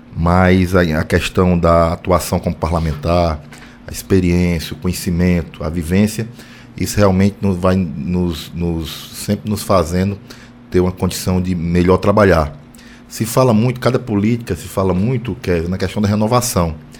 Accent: Solonópolis, Ceará, Brazil; meu município é encravado no interior do Ceará, em Solonópolis, e eu cresci no meio das pessoas mais humildes, mais carentes, mais vulneráveis da minha terra.

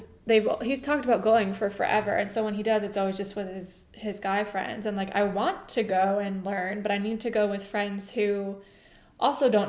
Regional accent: Long Island, New York, United States; moved away; I grew up in New York

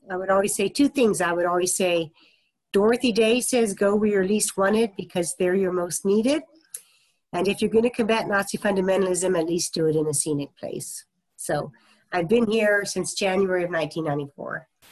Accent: Topeka, Kansas, United States; moved away; also born or lived in Wheat Ridge, Colorado / Long Beach, California / Colorado Springs, Colorado; I was born in Wheat Ridge, Colorado, but moved to Topeka, Kansas when I was about two and a half. So I was raised in Topeka, Kansas.

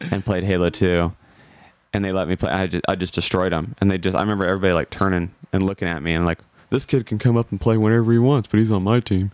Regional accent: Burlington, Iowa, United States; I'm from Burlington, Iowa.

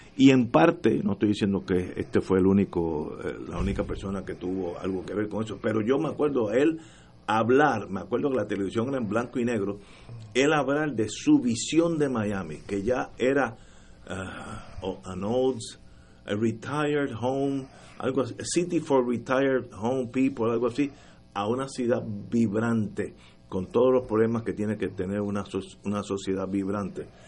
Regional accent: Puerto Rico

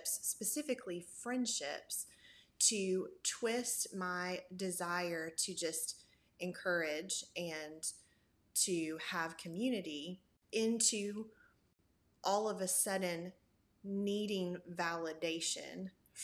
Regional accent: Memphis, Tennessee, United States; now in Knoxville, United States; I am originally from Memphis, Tennessee, but I have lived in Knoxville, Tennessee for going on almost 19 years now

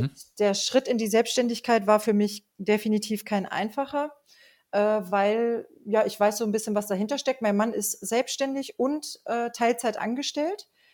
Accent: Rinteln, Lower Saxony, Germany; ich komme ähm, aus Rinteln, das ist in der Nähe von Hameln

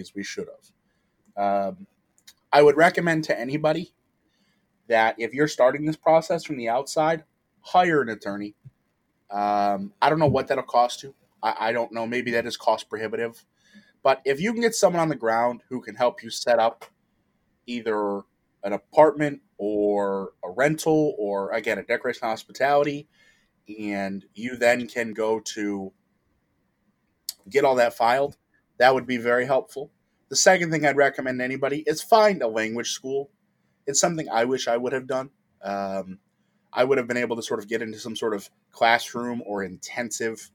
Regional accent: Detroit, Michigan, United States; also born or lived in Italy; I'm from the Midwest. Obviously, I've discussed I'm from Detroit

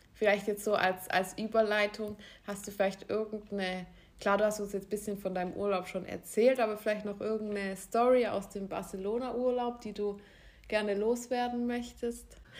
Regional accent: Germany; also born or lived in near Baden-Baden; das bin ich als, als Deutsche

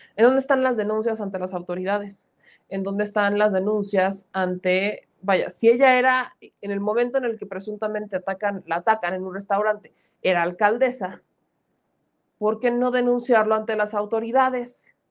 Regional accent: Puebla, Mexico; un paisano mío, un poblano

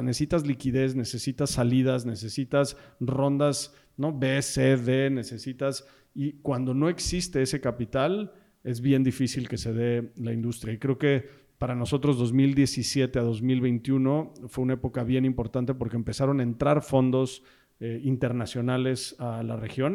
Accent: Mexico; Somos founders mexicanos.

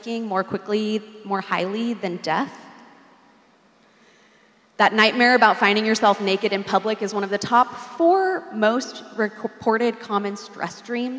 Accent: Southern California, United States; moved away as an adult; now in Boston, United States; I grew up in Southern California, moved to Boston about 8 years ago

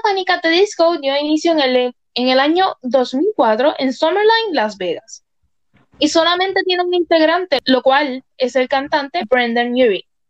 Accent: Puerto Rico; mi país natal Puerto Rico

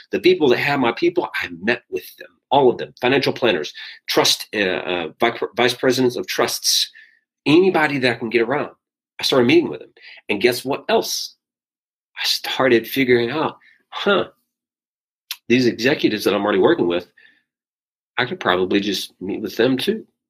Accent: South Arkansas, United States; moved away; I'm from South Arkansas

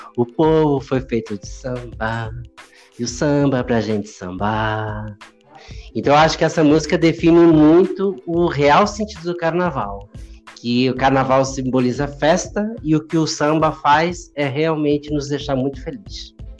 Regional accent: Rio Grande do Sul, Brazil; moved away as an adult; now in Rio das Ostras, Brazil; que era algo que eu já assistia quando eu era pequeno lá no Rio Grande do Sul

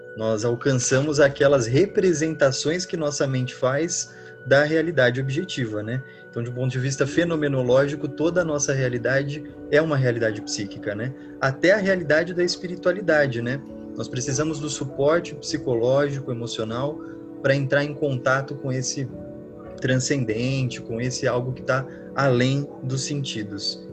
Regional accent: São Paulo, Brazil; eu sou de São Paulo

